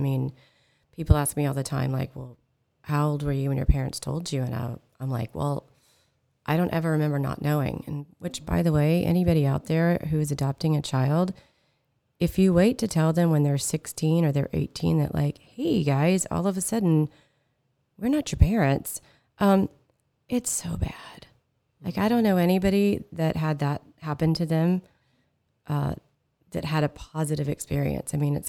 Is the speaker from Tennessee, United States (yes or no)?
no; California, United States; but the one thing about growing up in California, this awesome state, our local school district here